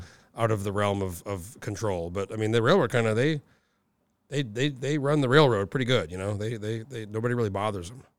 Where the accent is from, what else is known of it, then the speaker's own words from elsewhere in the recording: New Mexico, United States; moved away as an adult; now in Alaska, United States; I grew up in New Mexico and I've been here, you know, almost over nineteen years now